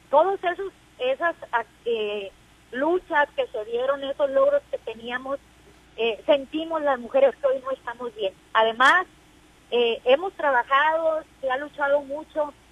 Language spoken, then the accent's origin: Spanish; Mexico; para nosotros como mexicanas llegamos tarde, pero también ya ya ya llegamos.